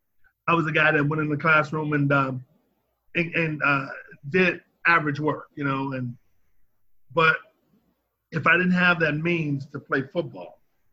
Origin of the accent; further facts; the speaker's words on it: St. Louis, Missouri, United States; I grew up in the Dawes Webby Housing Projects, right on 14th Street. So if you're familiar with St. Louis